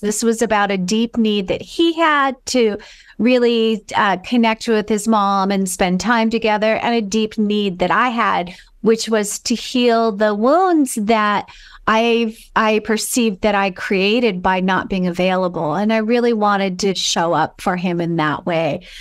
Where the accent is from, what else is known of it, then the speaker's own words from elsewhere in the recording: Los Angeles, California, United States; moved away as an adult; I am originally from California and, um, Los Angeles